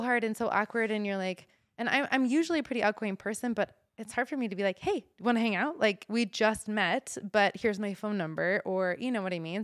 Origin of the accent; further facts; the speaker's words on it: Omaha, Nebraska, United States; moved away as an adult; also born or lived in Pocatello, Idaho; now in Boise, United States; growing up in Omaha, Nebraska